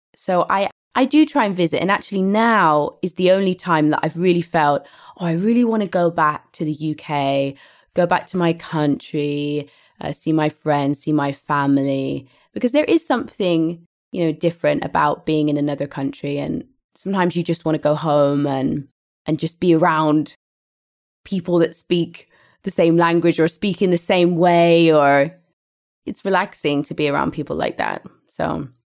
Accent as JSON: {"language": "English", "town": "Didcot", "region": "South East England", "country": "United Kingdom", "tie": "born or raised there", "also_born_or_lived": "Scotland / Liverpool", "moved": "as an adult", "lives_now": "Spain", "said": "I grew up in England"}